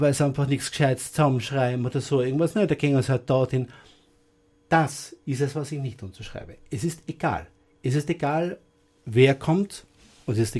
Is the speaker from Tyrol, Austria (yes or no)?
yes; Innsbruck, Tyrol, Austria; moved away as an adult; now in Styria, Austria; Eigentlich bin ich ja kein Grazer, ich bin ein Innsbrucker. Ich habe damals in, in Innsbruck einen gewissen Bekanntheitsgrad gehabt als Literat. Ich bin dann im Jahr 95 übersiedelt in die Steiermark